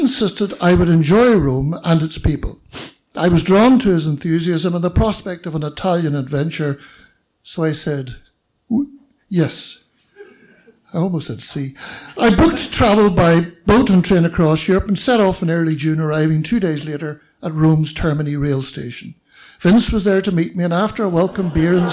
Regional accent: Belfast, Northern Ireland, United Kingdom; I was born in Belfast and raised as a Roman Catholic

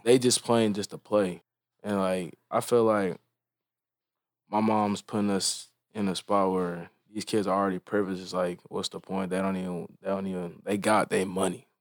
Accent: Frisco, Texas, United States; growing up in Frisco

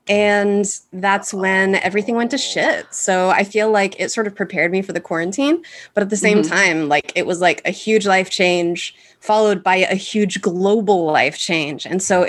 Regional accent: Arkansas, United States; moved away; I moved to Chicago from Arkansas for all of the landmarks, the museums, the comedy shows, the art stuff

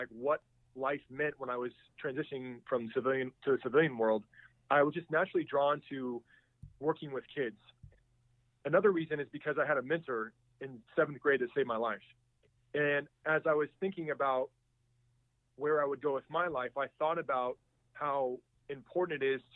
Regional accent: United States; when I was growing up in the States

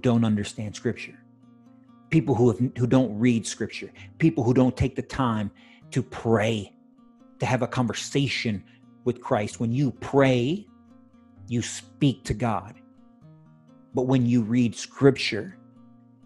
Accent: United States; I'm an American citizen

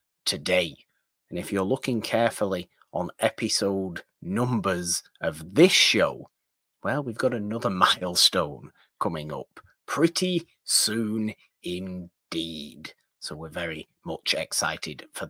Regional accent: United Kingdom; me being British

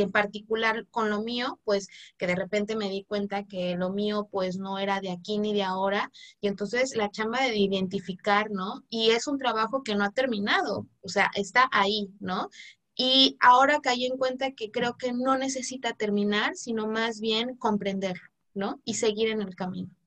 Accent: Zapotec community, Oaxaca, Mexico; en mi comunidad, en mi, en mi pueblo zapoteca

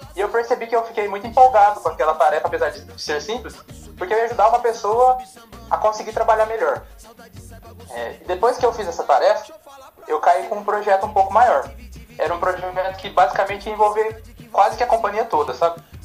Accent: Guaíra, São Paulo, Brazil; eu venho de uma cidade bem pequenininha aqui do interior de São Paulo, chama Guaíra

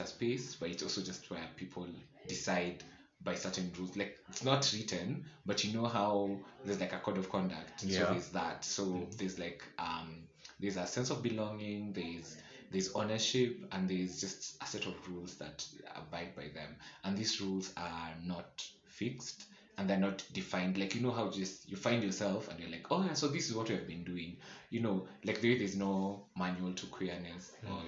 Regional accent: Nakuru, Nakuru County, Kenya; moved away as an adult; also born or lived in Eldoret; I grew up in Nakuru, so I literally didn't know any other queer person in Nakuru

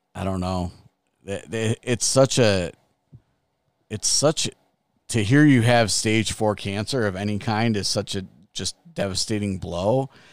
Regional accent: Chicago, Illinois, United States; I grew up in Chicago

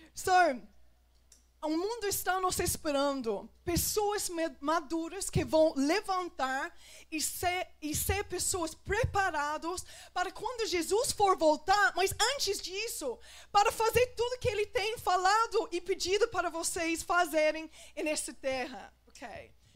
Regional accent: England, United Kingdom; Portuguese is a second language; moved away; Porque eu sou da Inglaterra.

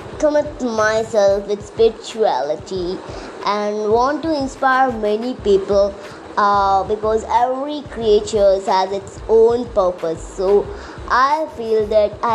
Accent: Visakhapatnam area, Andhra Pradesh, India; I'm from Andhra Pradesh, from Visakhapatnam side, not from Visakhapatnam.

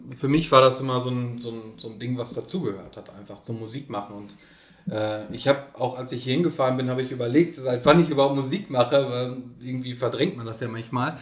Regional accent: Oelde, North Rhine-Westphalia, Germany; in der Alten Post in Oelde, in meiner Heimatstadt

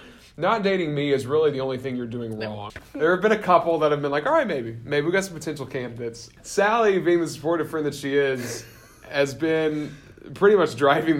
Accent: the South, United States; moved away; we're both from the South

